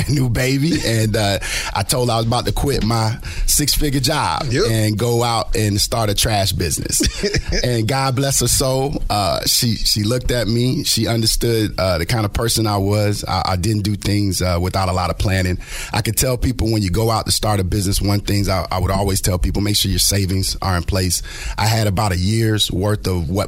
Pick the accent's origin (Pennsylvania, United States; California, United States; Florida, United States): Florida, United States; Lakeland; I'm also homegrown. I'm from Polk County over in Lakeland, Florida.